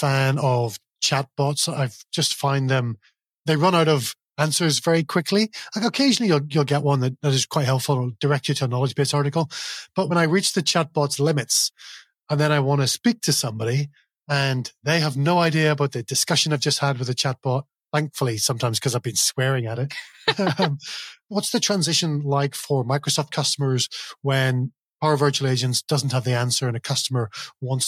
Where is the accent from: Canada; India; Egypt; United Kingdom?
United Kingdom; Northern Ireland; accent: Northern Irish; messed up Northern Irish accents like mine